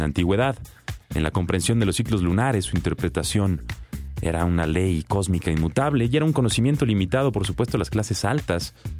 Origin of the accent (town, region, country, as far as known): Mexico